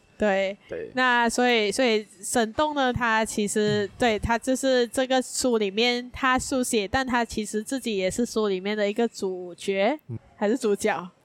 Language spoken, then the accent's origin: Chinese; Malaysia; 我们身为一个马来西亚人，在身为一个平民百姓，在身为一个，呃，马来西亚的穷人